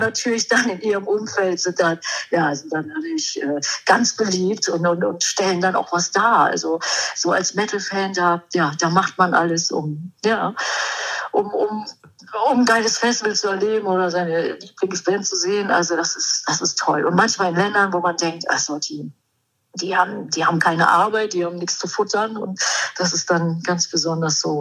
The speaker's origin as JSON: {"language": "German", "country": "Germany", "said": "ich komme aus Deutschland"}